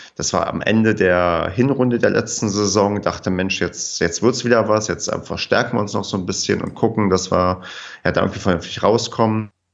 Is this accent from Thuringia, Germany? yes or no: no; Brandenburg, Germany; moved away as an adult; also born or lived in Paderborn; Ich bin ähm, zugezogener Paderborner. Ich komme eigentlich aus Brandenburg, habe dann in Paderborn studiert